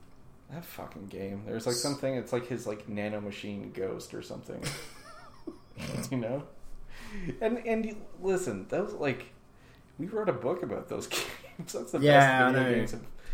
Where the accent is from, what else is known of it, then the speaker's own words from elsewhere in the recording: Canada; Because I'm Canadian.